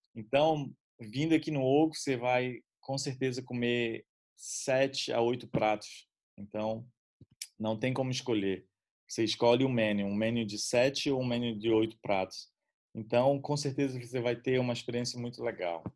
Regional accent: Brazil; moved away

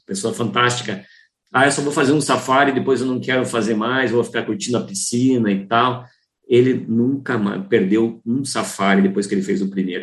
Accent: Curitiba, Paraná, Brazil; eu sou de Curitiba

